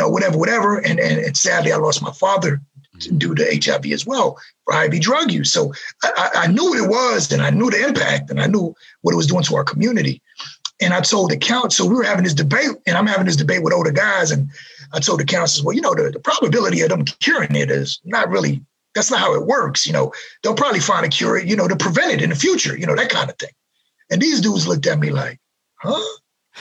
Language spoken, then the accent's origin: English; New York City, New York, United States; growing up in New York City during this torrid, horrible representation of poverty, degradation, drugs, crime, and no one cared about us